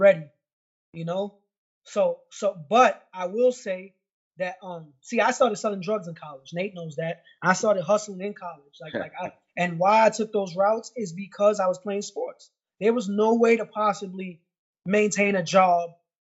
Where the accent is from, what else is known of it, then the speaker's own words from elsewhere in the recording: New York, United States; moved away as an adult; also born or lived in Florida; I'm from New York. I had a rough upbringing